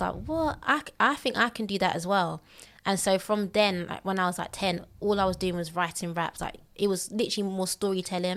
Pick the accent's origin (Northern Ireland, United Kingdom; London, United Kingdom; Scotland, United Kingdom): London, United Kingdom; also born or lived in Elephant and Castle, London / Bexleyheath; I grew up mostly in Thames Mead